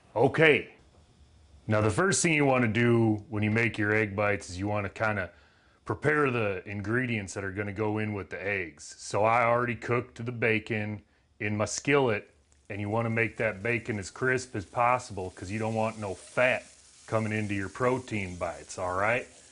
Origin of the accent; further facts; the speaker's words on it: Southern United States, United States; accent: Southern; my Southern accent